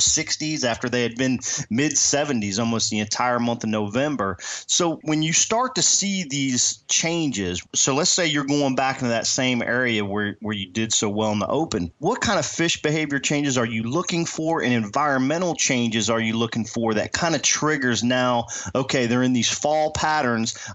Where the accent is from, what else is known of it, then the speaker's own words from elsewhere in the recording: Virginia, United States; now in South Texas, United States; I'm from Virginia.